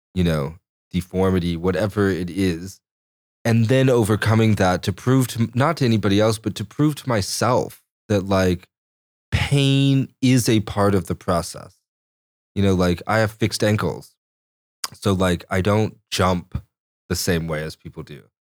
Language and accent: English; Chelan, Washington, United States; also born or lived in Corpus Christi, Texas; growing up near Chelan